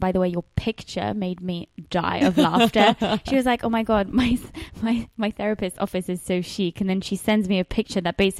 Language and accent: English; England, United Kingdom; now in Los Angeles, United States; podcast where I express all my frustrations about being an English girl trying to make it in entertainment and journalism in LA.